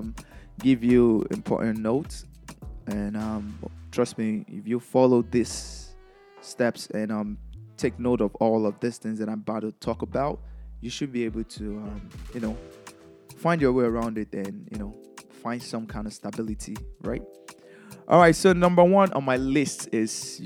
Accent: Lagos, Nigeria; moved away; I'm from Nigeria. I was born in Lagos, Nigeria

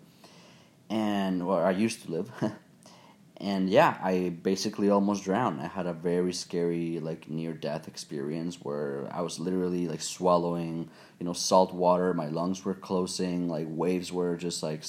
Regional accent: Mexico; I was born and raised in Mexico

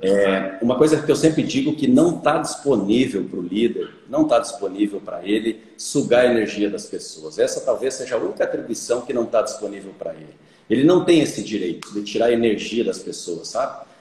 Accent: Caibaté, Rio Grande do Sul, Brazil; moved away as an adult; now in Lucas do Rio Verde, Brazil; sou filho de pequeno produtor, do interior de Caibaté, imagina só, né? Caibaté já é pequeno, tem 5 mil habitantes. Eu ainda sou do interior de Caibaté, numa comunidade chamada Rincão da Conceição

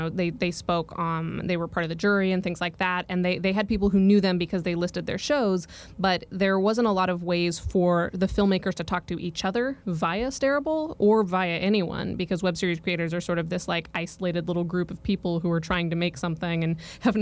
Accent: Colorado, United States; moved away as an adult; also born or lived in Oregon; growing up in Colorado

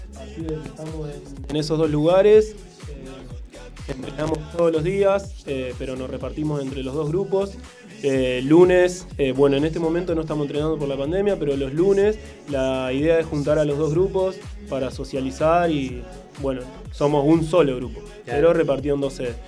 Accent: Rosario, Santa Fe, Argentina; yo soy de zona

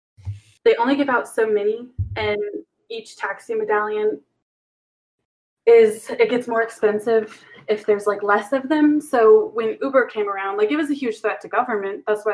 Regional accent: Indiana, United States; I'm not from Ohio.

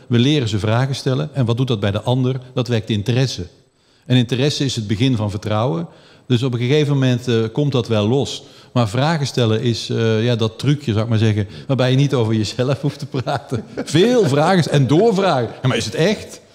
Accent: Flanders, Belgium; moved away as an adult; now in Netherlands; om pas op je twintigste terug te komen naar Nederland met je Nederlands paspoort, terwijl je in Vlaanderen geboren bent en getogen bent

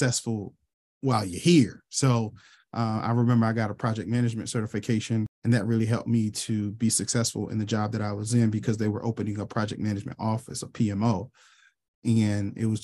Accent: Charlottesville, Virginia, United States; I was born and raised in Charlottesville, Virginia

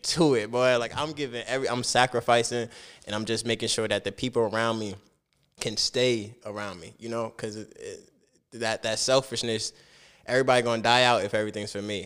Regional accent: Piscataway, New Jersey, United States; also born or lived in Plainfield, New Jersey; Piscataway was it though

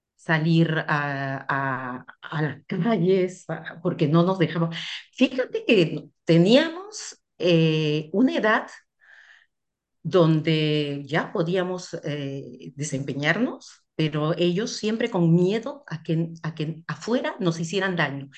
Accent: Peru; moved away as an adult; also born or lived in Central African Republic; now in France; Yo me fui de Perú la primera vez a, los 25 años

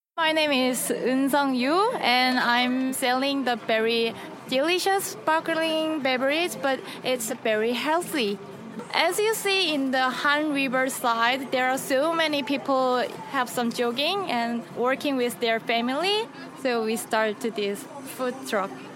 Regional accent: Belarus; I'm from Belarus.

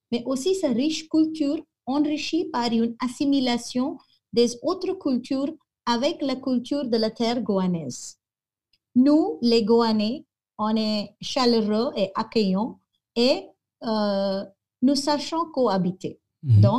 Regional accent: Goa, India; French is a second language; moi, je suis vraiment goanaise à la base. Je suis

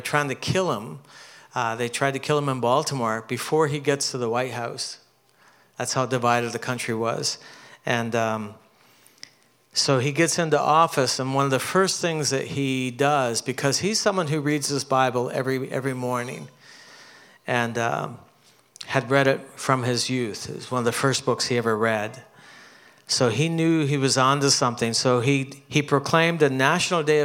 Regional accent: Canada; moved away as an adult; now in New York, United States; I grew up in Canada, so our Thanksgiving was in October

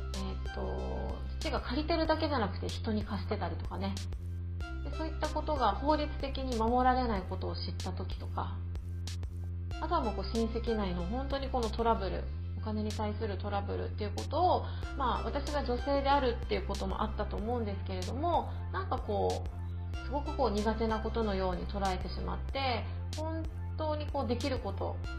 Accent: Okinawa, Japan; moved away as an adult; also born or lived in Tokyo; 沖縄生まれ沖縄育ちではあるんですけれども

